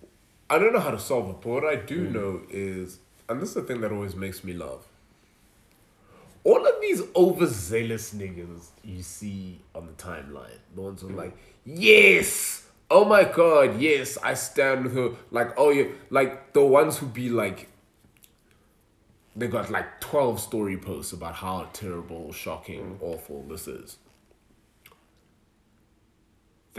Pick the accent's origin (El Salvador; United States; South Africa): South Africa; Nelspruit, Mpumalanga; I grew up in Nelspruit